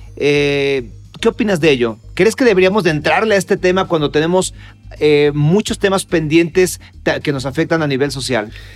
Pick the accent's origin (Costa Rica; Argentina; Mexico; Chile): Mexico; also born or lived in Mexico City